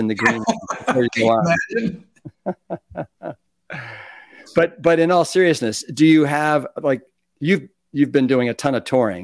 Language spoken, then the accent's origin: English; Cleveland, Ohio, United States; I grew up in Cleveland, Ohio